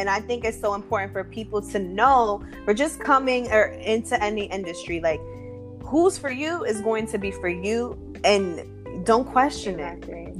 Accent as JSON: {"language": "English", "region": "East Coast", "country": "United States", "said": "Being I'm from the East Coast."}